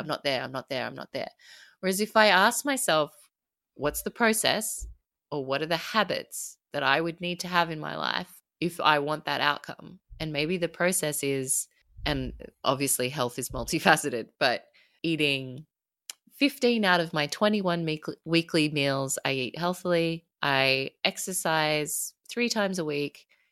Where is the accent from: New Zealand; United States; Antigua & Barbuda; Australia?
Australia; I'm Australian